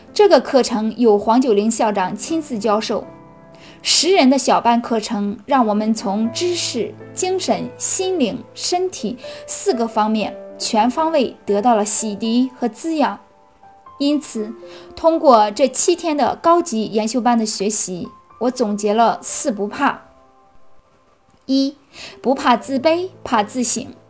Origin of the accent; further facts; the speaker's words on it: Cangzhou, Hebei, China; 我是来自河北沧州的